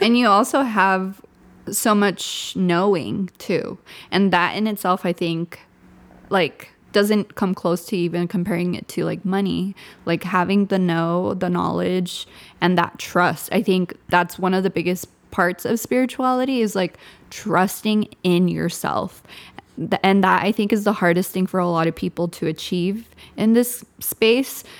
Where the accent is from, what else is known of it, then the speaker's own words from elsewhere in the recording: Southern California, United States; first language Spanish; English is a second language; I'm from SoCal too